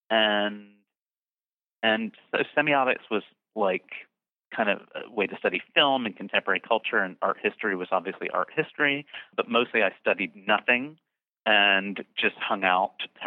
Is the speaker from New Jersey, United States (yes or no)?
yes; Bridgeton, New Jersey, United States; I grew up in a town called Bridgeton, New Jersey, that really is in the middle of nowhere